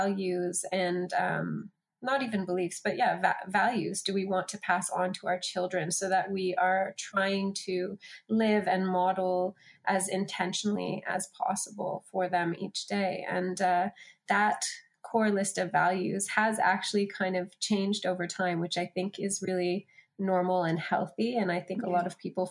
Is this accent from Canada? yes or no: yes; Canada; moved away as an adult; also born or lived in Australia; I'm from Canada originally, and my husband's Australian. So I spent a decade in Australia